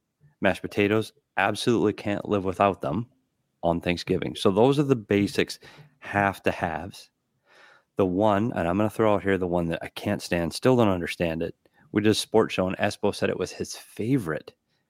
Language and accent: English; Midwest, United States; I do miss growing up in the Midwest, a little snow, a little cold.